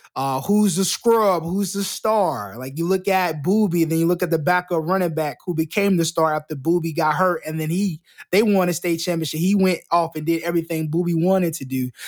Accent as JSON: {"language": "English", "region": "Florida", "country": "United States", "said": "I'm not from Texas. I'm, I'm from Florida"}